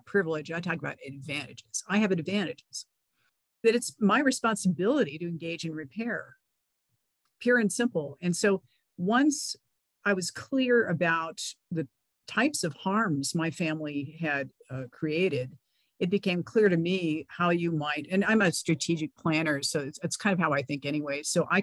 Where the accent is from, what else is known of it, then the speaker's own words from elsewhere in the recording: California, United States; I grew up in California